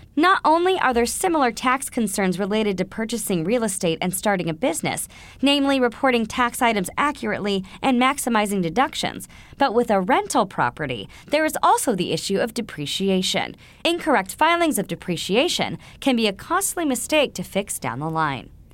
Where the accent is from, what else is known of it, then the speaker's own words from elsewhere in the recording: New York, United States; As a New Yorker